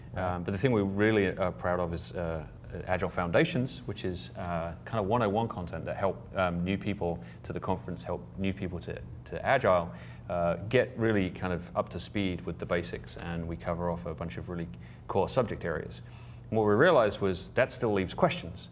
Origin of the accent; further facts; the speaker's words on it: England, United Kingdom; I'm from England